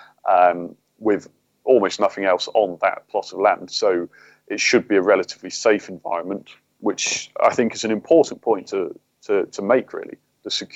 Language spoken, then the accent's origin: English; England, United Kingdom; I'm being English